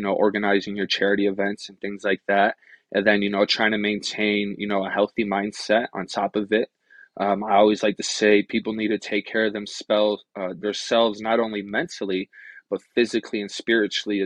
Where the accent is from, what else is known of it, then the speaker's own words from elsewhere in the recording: Rochester, New York, United States; moved away as an adult; also born or lived in Akwesasne Mohawk Reservation; now in Reno, United States; I originally was born and raised in Rochester, New York